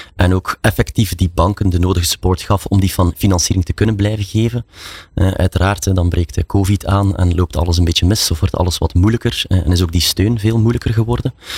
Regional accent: Belgium; zoals we dat zeggen in België

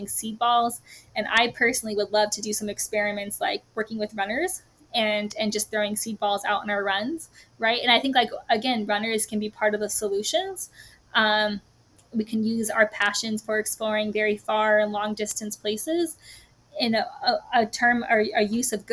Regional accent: New Mexico, United States; I grew up in New Mexico. It's always going to be my home

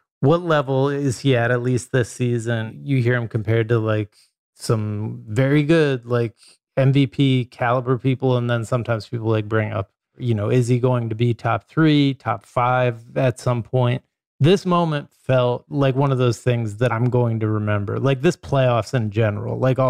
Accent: New York, United States; We are from New York.

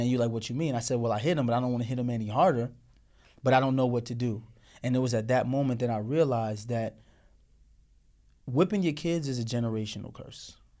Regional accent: Morristown, Tennessee, United States; we were now growing up with her in Tennessee, Morristown, Tennessee, in the South

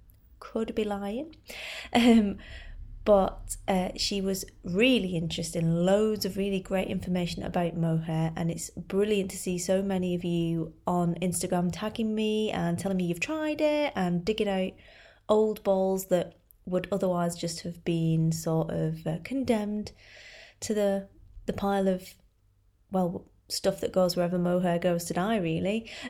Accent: United Kingdom; obviously we do have to discuss the weather at great length, being British and all.

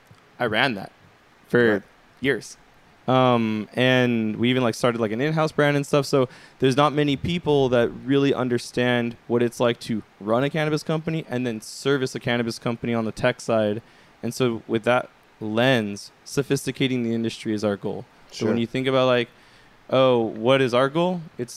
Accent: Pasadena, California, United States; I grew up in Pasadena.

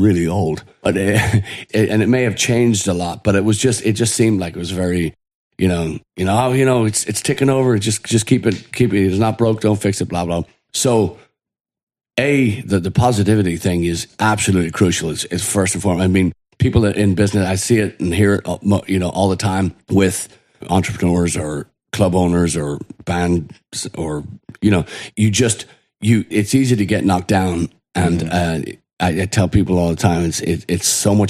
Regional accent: Ireland; now in United States; growing up in Ireland, Irish

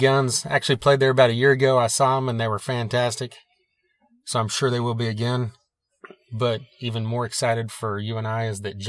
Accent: Oklahoma area, United States; we are from the Oklahoma area

